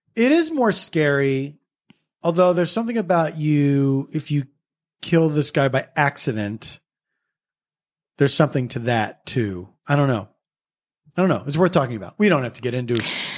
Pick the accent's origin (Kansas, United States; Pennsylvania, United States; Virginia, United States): Pennsylvania, United States; Philadelphia; where I grew up in Philadelphia